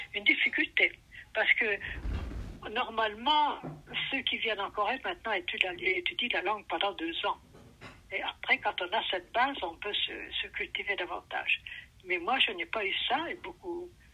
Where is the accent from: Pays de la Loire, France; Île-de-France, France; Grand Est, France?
Grand Est, France; Ferrières, near Joinville, Haute-Marne; moved away as an adult; now in South Korea; ça n'est pas très loin de Joinville, en euh, Haute-Marne